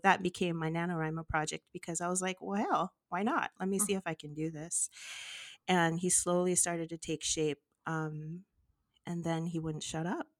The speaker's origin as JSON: {"language": "English", "town": "Los Angeles", "region": "California", "country": "United States", "tie": "born or raised there", "said": "it was a very different life from what i lived"}